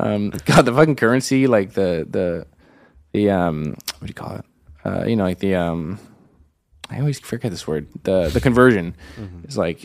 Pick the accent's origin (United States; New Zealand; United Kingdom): United States; Yeah, I'm American, so they can't arrest me there.